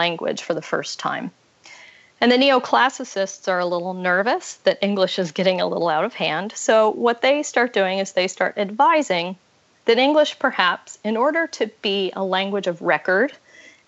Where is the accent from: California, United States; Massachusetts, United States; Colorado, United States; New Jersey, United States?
Colorado, United States; I'm from Colorado and I have lots of family in Texas